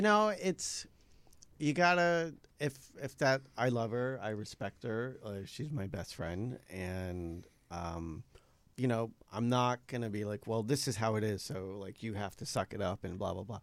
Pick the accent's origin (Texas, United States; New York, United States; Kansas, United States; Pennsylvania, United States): New York, United States; moved away as an adult; now in Los Angeles, United States; I moved out here. I was like from New York